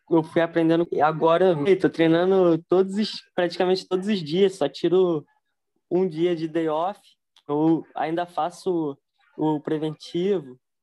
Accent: Rio de Janeiro, Brazil; sou do Rio de Janeiro

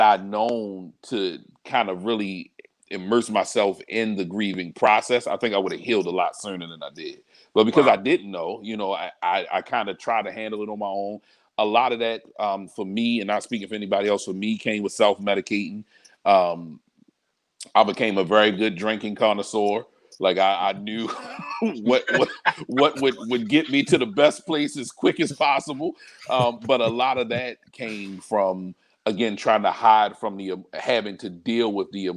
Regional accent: Baltimore, Maryland, United States; I'm I'm born and raised in Baltimore. I'm I'm everything Baltimore, Northeast Baltimore.

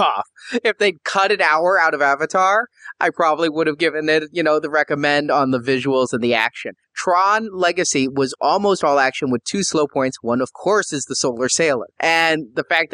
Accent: Midwest, United States; I'm from the Midwest

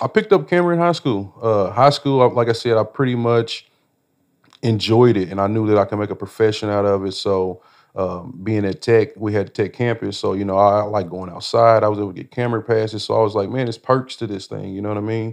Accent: Indianapolis, Indiana, United States; growing up in Indianapolis

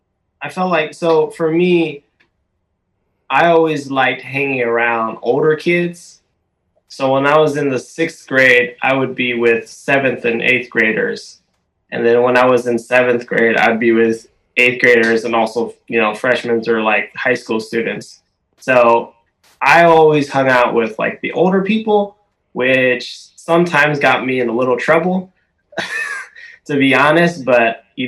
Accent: Tukwila, Washington, United States; moved away as an adult; also born or lived in Seattle, Washington / Cambodia; I grew up in Tukwila, Washington, and my parents were very invested in the Khmer culture.

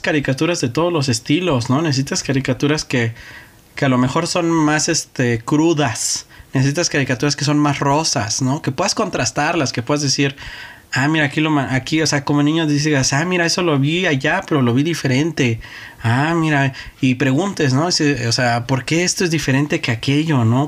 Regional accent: Mexico; Yo como mexicano

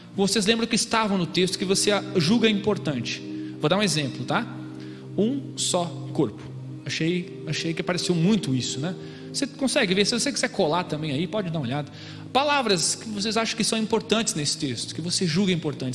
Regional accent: Gaúcho, Rio Grande do Sul, Brazil; moved away as an adult; now in São Paulo, Brazil; Eu sou gaúcho, mas meu pai é paranaense e eu estou morando em São Paulo

